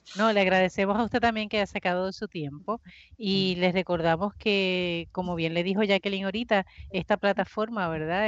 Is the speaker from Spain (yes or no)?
no; Puerto Rico; como puertorriqueños